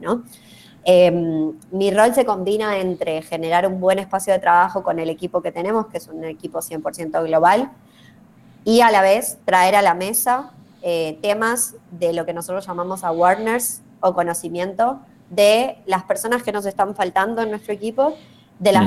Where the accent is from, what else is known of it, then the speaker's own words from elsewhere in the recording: Argentina; yo como argentina latinoamericana eh, tengo una visión, ¿sí? tengo mis sesgos culturales y mis sesgos de crianza, mis sesgos de Argentina